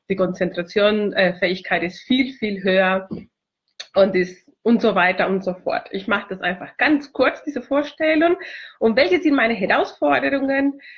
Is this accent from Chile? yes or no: yes; Chile; German is a second language; now in Germany; Ja, ich komme aus Chile ursprünglich. Ich wohne seit 18 Jahren schon in Deutschland. Ich liebe dieses Land und ich habe Deutsch äh, mit 13 Jahren äh, alt äh, in Chile gelernt.